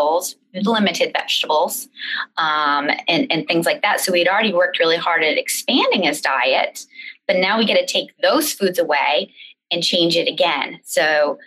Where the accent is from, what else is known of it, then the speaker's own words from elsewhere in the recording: Maine, United States; we're from Maine